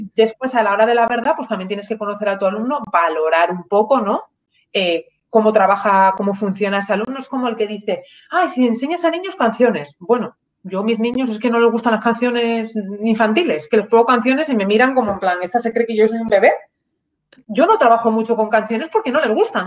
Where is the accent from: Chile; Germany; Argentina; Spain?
Spain; Asturias; moved away as an adult; also born or lived in León / Málaga / London, United Kingdom; me crié, pues soy asturiana, mi madre trabaja en el Parque Nacional de los Picos de Europa